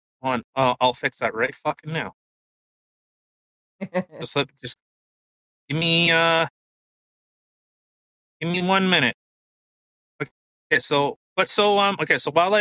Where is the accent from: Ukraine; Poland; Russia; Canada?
Canada; we're Canadian. We live in Canada